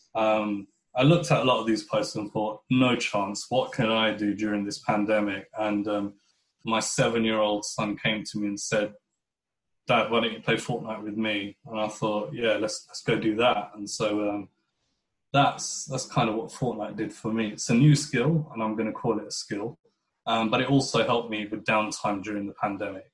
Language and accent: English; United Kingdom; I would describe myself as a British Pakistani Muslim